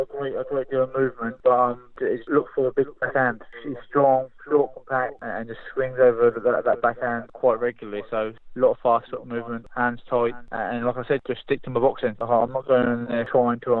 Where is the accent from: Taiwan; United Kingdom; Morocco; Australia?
United Kingdom; London; back in London, my hometown